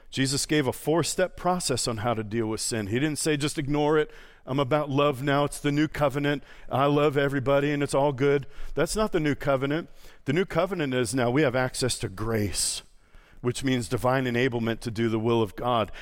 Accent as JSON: {"language": "English", "region": "New York", "country": "United States", "also_born_or_lived": "Boston", "moved": "yes", "said": "I'm from New York, I lived in Boston."}